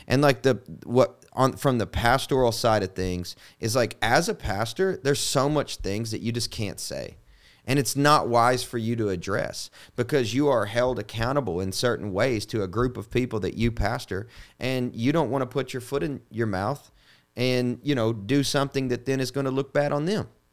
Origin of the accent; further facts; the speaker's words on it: Kentucky, United States; now in Nashville, United States; I'm from Kentucky